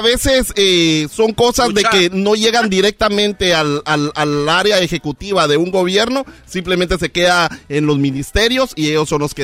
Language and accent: Spanish; Guatemala; moved away; nos vamos a mi país natal, Guatemala